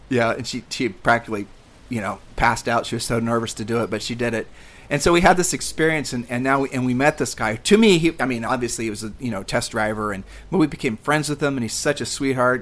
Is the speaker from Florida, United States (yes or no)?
no; Columbus, Ohio, United States; moved away; we grew up in Columbus, Ohio